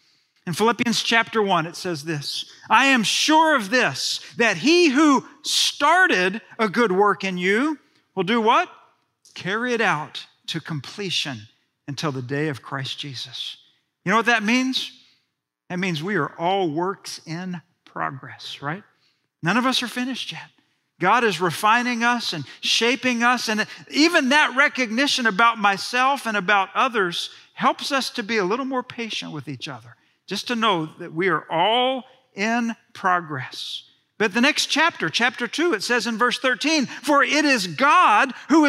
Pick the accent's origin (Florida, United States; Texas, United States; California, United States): Texas, United States; Friendswood; I've told you that I was raised in Friendswood, Texas, suburb south of Houston.